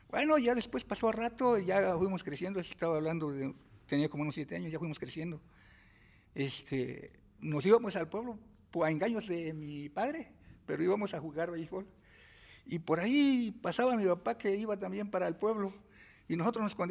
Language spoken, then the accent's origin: Spanish; Puebla, Mexico; soy nativo en el estado de Puebla.